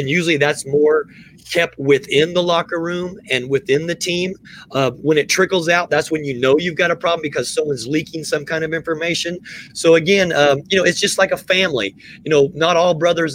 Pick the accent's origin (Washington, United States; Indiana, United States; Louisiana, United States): Indiana, United States; moved away; also born or lived in the South; I grew up in Indiana